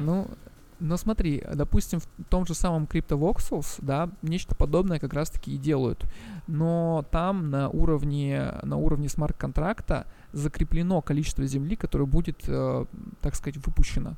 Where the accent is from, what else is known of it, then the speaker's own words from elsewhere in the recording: Russian Far East, Russia; moved away as an adult; also born or lived in Moscow; я вообще сам с Дальнего Востока